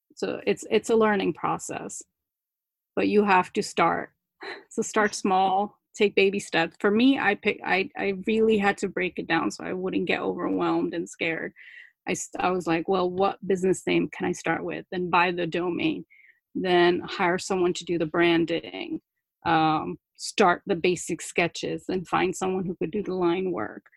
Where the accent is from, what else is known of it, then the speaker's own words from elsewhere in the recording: New Jersey, United States; accent: Jersey; English is a second language; english is my second language actually but I, I learned it when i was six so i i mainly have a jersey accent